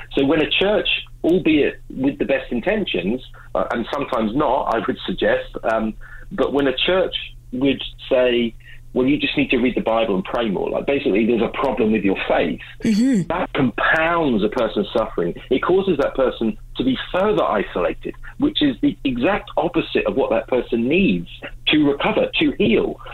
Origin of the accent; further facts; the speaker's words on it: England, United Kingdom; now in Vancouver, Canada; I do live in Vancouver, um, I'm originally from England